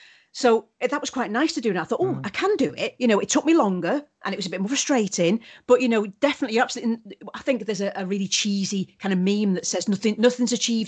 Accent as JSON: {"language": "English", "region": "Wales", "country": "United Kingdom", "accent": "Welsh", "said": "I think I've lost my Welsh accent. But if I'm angry... Yeah. Then it comes out really."}